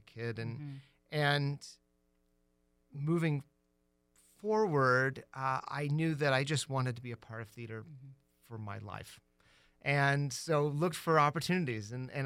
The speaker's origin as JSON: {"language": "English", "town": "Tucson", "region": "Arizona", "country": "United States", "tie": "born or raised there", "also_born_or_lived": "Ohio / New York", "said": "I grew up in Tucson"}